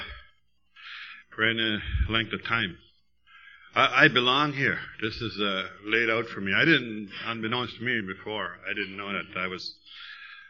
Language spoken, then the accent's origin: English; West Bay, Ontario, Canada; now in Sault Ste. Marie, Canada; I was born in Manitoulin, West Bay, but the Sioux is my town